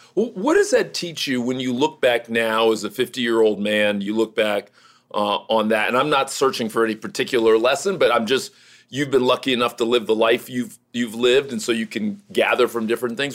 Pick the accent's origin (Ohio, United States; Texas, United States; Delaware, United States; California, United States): Ohio, United States; Cleveland; I was born in Cleveland. I was born in University Hospital